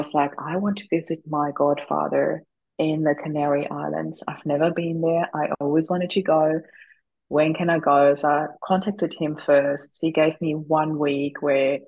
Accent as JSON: {"language": "English", "country": "Austria", "moved": "as an adult", "lives_now": "Australia", "said": "I'm originally from Austria"}